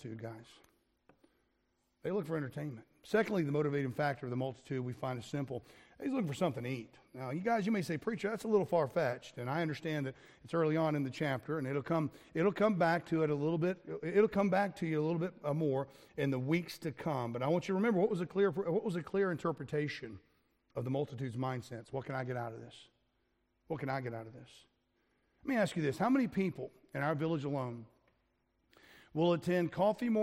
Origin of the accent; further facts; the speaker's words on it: United States; now in Wales, United Kingdom; I'm an American